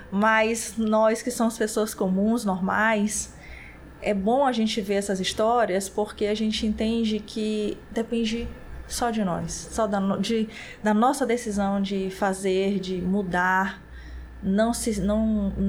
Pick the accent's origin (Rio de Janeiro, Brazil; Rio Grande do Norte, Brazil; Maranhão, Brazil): Maranhão, Brazil; São Luís; born there; E eu nasci em São Luís do Maranhão, mas a família toda é de lá, é de Fortaleza.